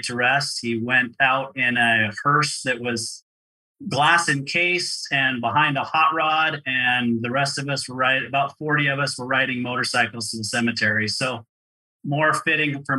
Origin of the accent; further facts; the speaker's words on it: Provo, Utah, United States; also born or lived in Orem, Utah; I grew up in Provo, Utah.